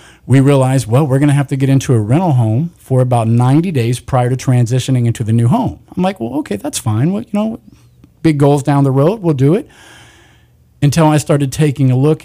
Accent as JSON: {"language": "English", "area": "Kern County", "region": "California", "country": "United States", "tie": "born or raised there", "said": "born and raised in Kern County"}